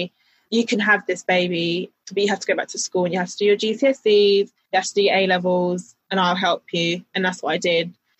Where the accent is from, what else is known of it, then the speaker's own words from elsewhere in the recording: London, United Kingdom; Grew up in South London, born and raised